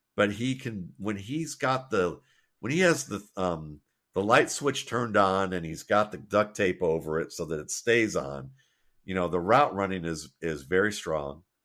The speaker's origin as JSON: {"language": "English", "town": "Mayfield Heights", "region": "Ohio", "country": "United States", "tie": "born or raised there", "said": "growing up in Mayfield Heights, Ohio"}